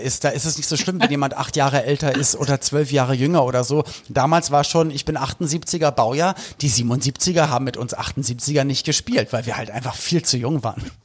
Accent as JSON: {"language": "German", "region": "Berlin", "country": "Germany", "said": "ich komme aus Westberlin"}